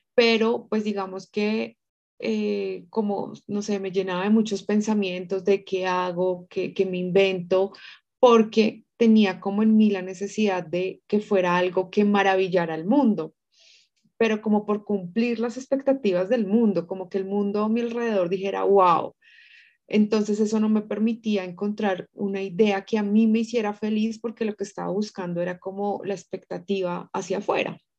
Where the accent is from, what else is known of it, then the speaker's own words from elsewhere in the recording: Tunja, Boyacá, Colombia; moved away as an adult; now in Bogotá, Colombia; nací en Tunja, pero pues ya aquí en Bogotá llevo ya casi 20 años